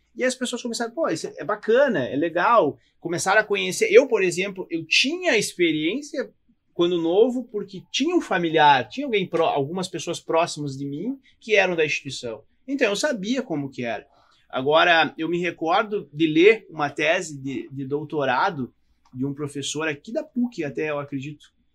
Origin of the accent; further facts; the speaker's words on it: Rio Grande do Sul, Brazil; optei em ficar no Rio Grande do Sul, porque eu queria ficar na minha terra